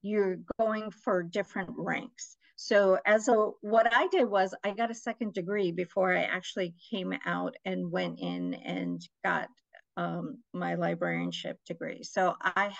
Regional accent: New York, United States; also born or lived in Nawabganj, India / Michigan; I was born in Nawabganj, India, but I was raised mostly in America. I came to America when I was 3 years old. So we started out in Michigan. And then most of my life, I've been in New York, Queens, New York

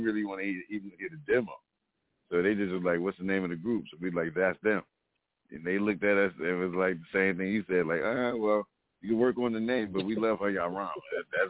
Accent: East Orange, New Jersey, United States; I grew up in East Orange

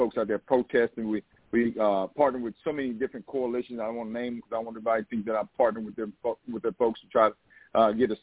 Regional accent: Southeast Texas, United States; I'm a Texan. I grew up hunting and fishing in Texas.

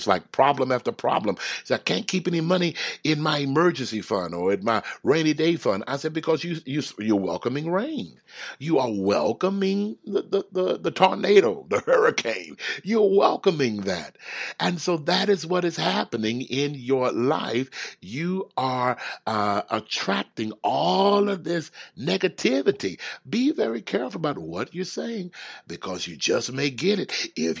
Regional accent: Houston, Texas, United States; I grew up in the South. I grew up in Houston, Texas, and I just did not like the heat.

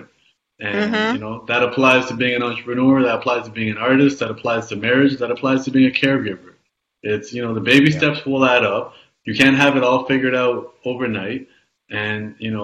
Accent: Canada; I was born in Canada, yes, in the 80s

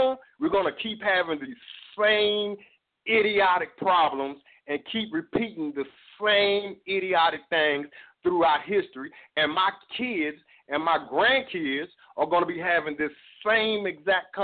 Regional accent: Dallas, Texas, United States; I'm from Dallas, Texas

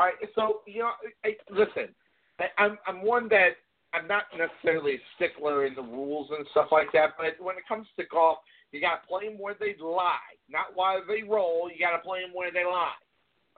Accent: Phoenix, Arizona, United States; I'm from Phoenix, Arizona, in the area

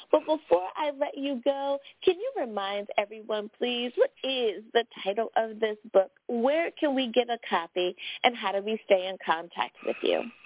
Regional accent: United States; my home country, the USA

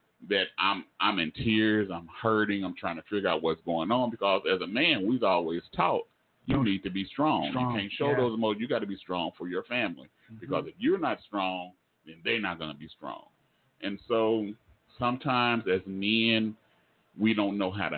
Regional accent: Oklahoma, United States; I'm from Oklahoma

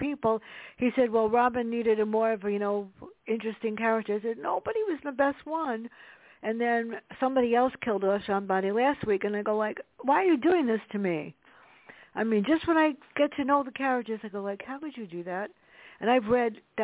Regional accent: New York City, New York, United States; moved away; I grew up in the South Bronx, and it wasn't safe.

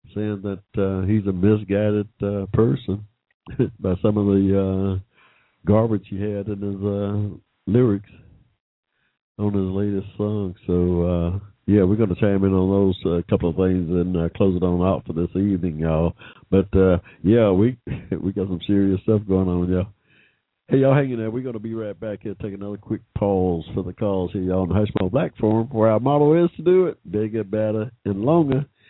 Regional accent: United States; an American of African descent

